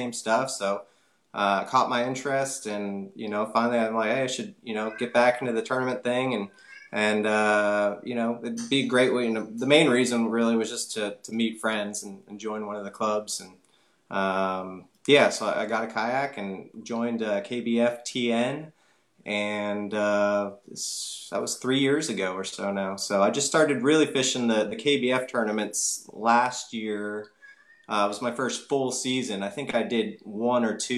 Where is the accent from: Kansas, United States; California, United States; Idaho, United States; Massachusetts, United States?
California, United States; Bay Area; now in Nashville, United States; We grew up in the Bay Area, so I was close to the bay, the ocean